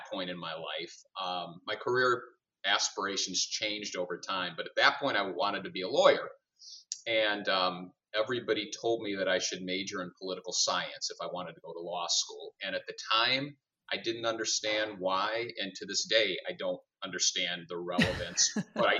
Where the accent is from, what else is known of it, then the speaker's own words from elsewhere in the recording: Highland Park, Illinois, United States; also born or lived in Chicago, United States; I grew up in Highland Park, so not too far from here. I was a North Suburban kid